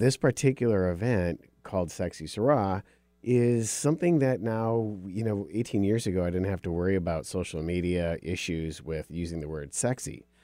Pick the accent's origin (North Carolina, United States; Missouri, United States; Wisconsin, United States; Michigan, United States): Michigan, United States; Upper; I was raised in Upper Michigan